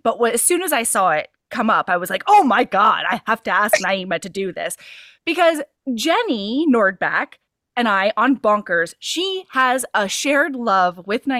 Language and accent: English; Hawaii, United States; since I grew up in Hawaii, every single vowel was pronounced in everything I learned to read, like street signs and stuff.